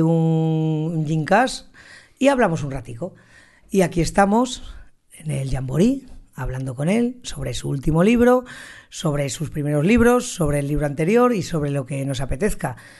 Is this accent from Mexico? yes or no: no; Zaragoza, Aragon, Spain; yo soy de Zaragoza